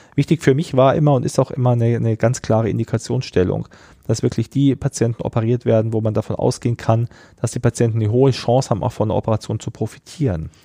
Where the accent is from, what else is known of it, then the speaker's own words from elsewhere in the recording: Rosenheim, Bavaria, Germany; also born or lived in Braunschweig/Wolfsburg region; now in Braunschweig, Germany; bin ich ja in Rosenheim aufgewachsen, also fast in den Bergen.